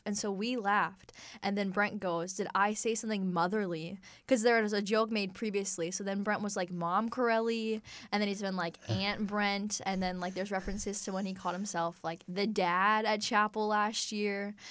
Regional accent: Johnstown, Pennsylvania, United States; I'm from Johnstown, Pennsylvania

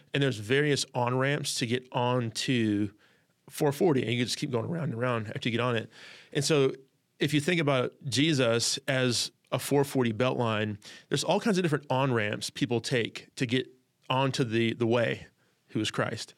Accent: California, United States; also born or lived in Chicago, Illinois, United States; we moved from Chicago to California. I was six

